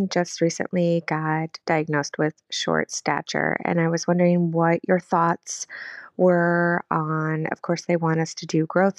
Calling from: Iowa, United States; I'm from Iowa.

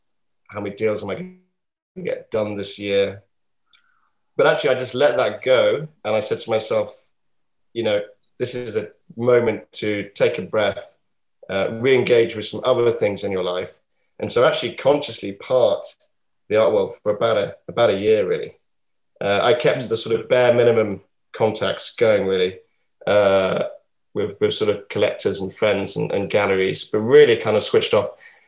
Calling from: Yorkshire and the Humber, United Kingdom; From North Yorkshire, from a place called Sutton Park, which is a beautiful Regency. We call them like stately homes here in England

